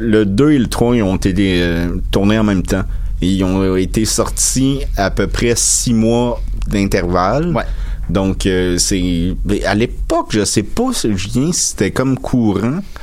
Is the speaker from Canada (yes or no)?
yes; Salaberry-de-Valleyfield, Quebec, Canada; moved away; j'habite plus à Valleyfield, mais depuis des, j'ai grandi à Valleyfield.